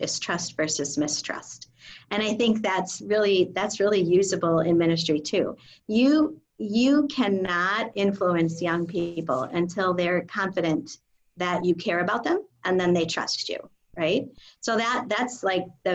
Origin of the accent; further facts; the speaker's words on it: Illinois, United States; we're both from Illinois